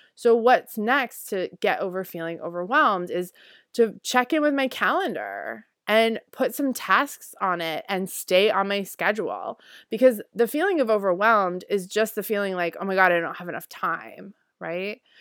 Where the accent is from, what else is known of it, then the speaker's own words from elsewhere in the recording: Northeast, United States; also born or lived in Guatemala; I grew up in the Northeast